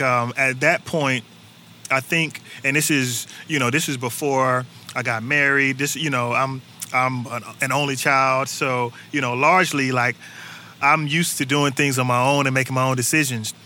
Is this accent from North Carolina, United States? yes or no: yes; Durham, North Carolina, United States; now in Atlanta, United States; I'm originally from North Carolina, uh, born and raised in Durham